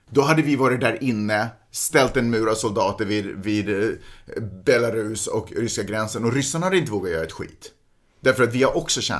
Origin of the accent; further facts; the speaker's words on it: Russia; Som ryss, och det, det sker inte på rysk mark.